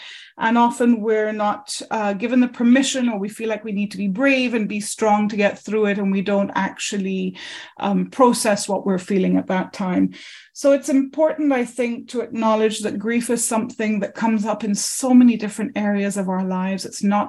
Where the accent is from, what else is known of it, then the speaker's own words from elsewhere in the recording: Germany; born there; I grew up, as you know, as a third culture child. My mom's English, my dad's Indian. I was born in Germany. I've lived in plenty of countries and cities so far.